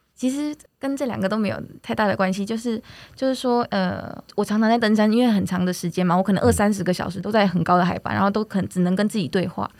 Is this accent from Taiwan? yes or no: yes; Taiwan; 我们台湾又是这个多很多山的这个很棒的国家